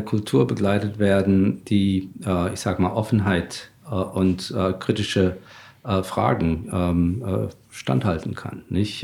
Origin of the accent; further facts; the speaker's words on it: Germany; als Deutsche